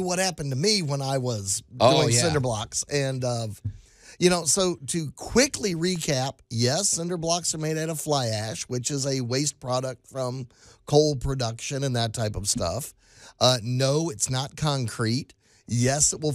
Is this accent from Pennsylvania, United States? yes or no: no; Texas, United States; now in Mid-South, United States; I am originally from Texas